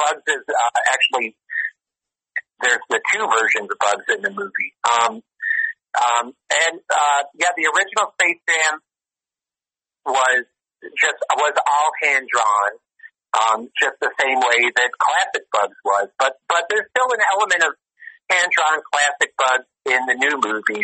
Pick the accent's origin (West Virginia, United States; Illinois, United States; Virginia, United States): Illinois, United States; Chicago; I'm from Chicago